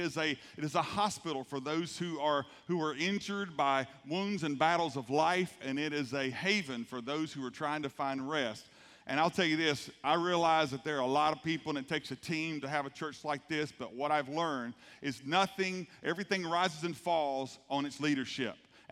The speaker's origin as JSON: {"language": "English", "region": "South Georgia", "country": "United States", "tie": "born or raised there", "said": "I grew up right here in South Georgia. My dad was a pastor, but our family did not grow up in the church. My dad was won to the Lord in Thomasville, Georgia. After getting out of the Air Force, they moved back to Thomasville. My mother's from Moultrie."}